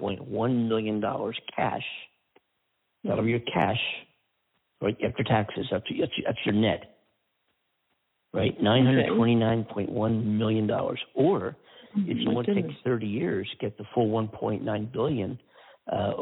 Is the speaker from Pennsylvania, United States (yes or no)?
yes; Pennsylvania, United States; now in California, United States; My home state of Pennsylvania